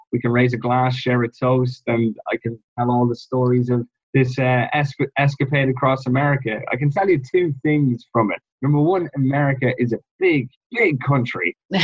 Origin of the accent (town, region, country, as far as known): Ireland